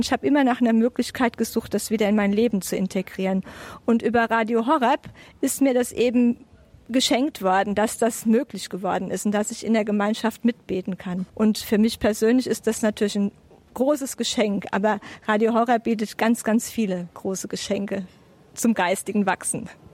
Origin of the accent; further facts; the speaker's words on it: Bingen am Rhein, Rhineland-Palatinate, Germany; moved away; Ich bin in Bingen geboren und lebe seit 2010 quasi wieder zu Hause